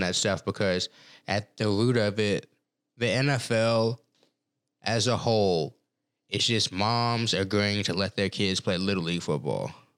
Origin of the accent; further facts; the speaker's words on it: Texas, United States; moved away as an adult; also born or lived in Colorado; growing up in Texas